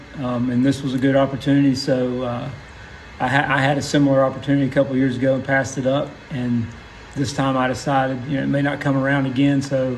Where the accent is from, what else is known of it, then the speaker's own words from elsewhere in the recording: Huntington, West Virginia, United States; Well, kind of all over the place, but for the most part, Huntington, West Virginia. Went to Marshall University and then came down here in the late 80s